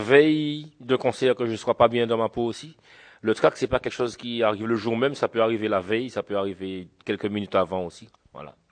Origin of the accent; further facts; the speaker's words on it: Le François, Martinique; je viens de la Martinique, je suis franciscain, balarien. Alors franciscain parce que je suis du François